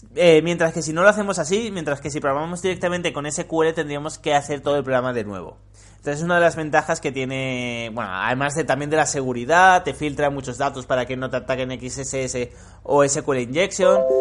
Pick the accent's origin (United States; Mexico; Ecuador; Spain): Spain; los españoles hablamos como el puto culo